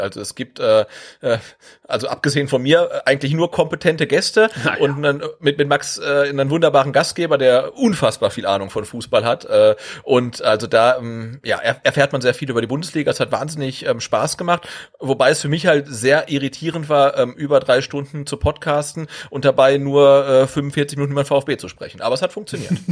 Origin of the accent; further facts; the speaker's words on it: North Rhine-Westphalia, Germany; ich komme ja aus Ostwestfalen